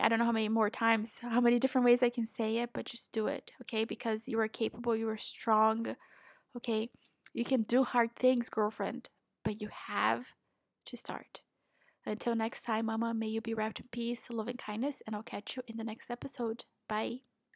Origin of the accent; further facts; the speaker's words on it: Brazil; also born or lived in Florida, United States; now in Portugal; I'm originally from Brazil